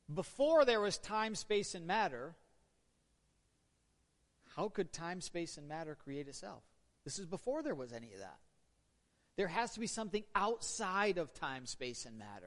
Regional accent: Northern Michigan, United States; we're all from Northern Michigan, and we have strange customs up here

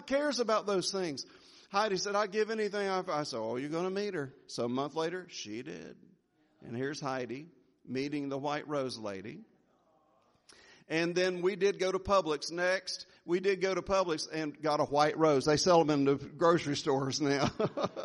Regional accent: Jacksonville, Florida, United States; moved away; I went to this church in Jacksonville, Florida. It was in my hometown

